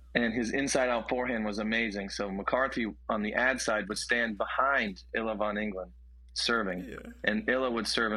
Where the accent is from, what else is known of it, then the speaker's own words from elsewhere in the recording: Columbus, Ohio, United States; also born or lived in Cincinnati, Ohio; I grew up in Columbus.